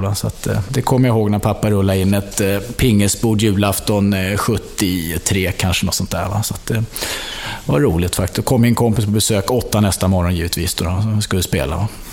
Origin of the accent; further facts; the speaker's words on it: Stockholm, Stockholm County, Sweden; Uppväxt på Söder, Torkel Knutssonsgatan, där Nacka, Nacka Skoglunds kvarter.